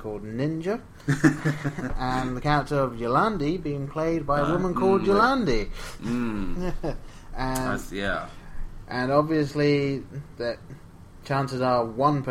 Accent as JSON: {"language": "English", "region": "England", "country": "United Kingdom", "tie": "born or raised there", "said": "Growing up in England"}